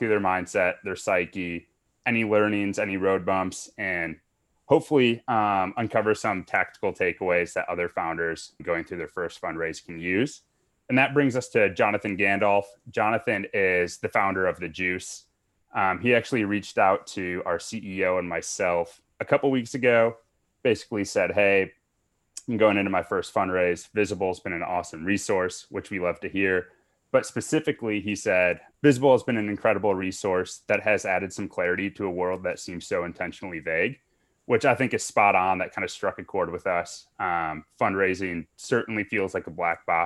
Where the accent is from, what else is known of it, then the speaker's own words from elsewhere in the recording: Midwest, United States; I'm from the Midwest